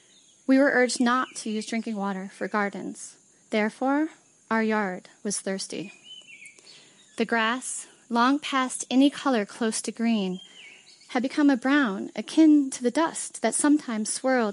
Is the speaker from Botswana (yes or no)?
yes; Gaborone, Botswana; I'm from Gaborone, Botswana. That's the place where I live.